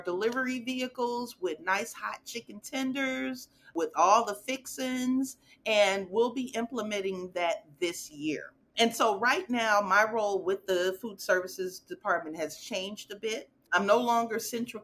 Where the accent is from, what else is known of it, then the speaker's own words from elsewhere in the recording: Chicago, Illinois, United States; moved away as an adult; now in Dallas, United States; I'm originally from Chicago, grew up in, you know, the neighborhood